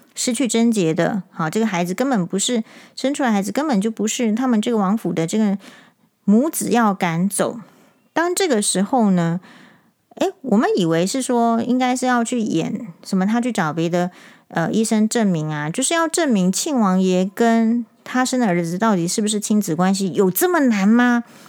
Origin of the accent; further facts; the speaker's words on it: Taiwan; 我们台湾人